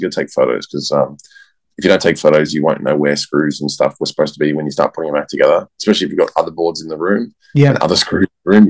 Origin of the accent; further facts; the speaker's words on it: Australia; I'm Australian, I swear a lot.